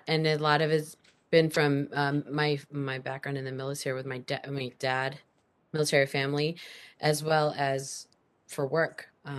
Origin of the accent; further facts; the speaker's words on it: Omaha, Nebraska, United States; born there; now in Seattle, United States; I am a military brat, so I moved around a lot. I was born in Omaha, Nebraska.